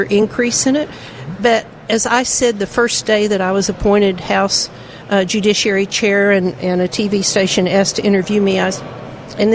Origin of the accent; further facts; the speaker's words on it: Texarkana, United States; we're both from Texarkana